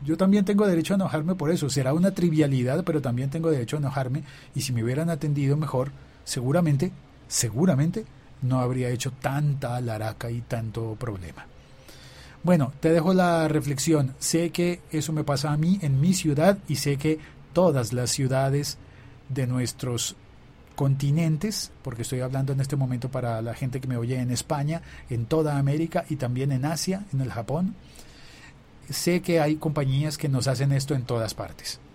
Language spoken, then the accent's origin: Spanish; Bogotá, Colombia; yo me siento muy bogotano